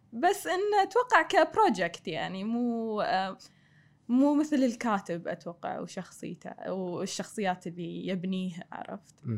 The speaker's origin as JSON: {"language": "Arabic", "country": "Kuwait", "also_born_or_lived": "Australia", "moved": "as an adult", "said": "ابي افيد ديرتي"}